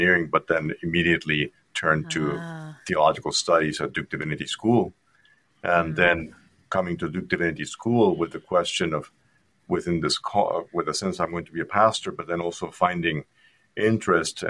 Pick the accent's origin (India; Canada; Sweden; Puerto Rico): Puerto Rico; English is a second language; moved away as an adult; now in United States; I grew up in Puerto Rico in a Roman Catholic environment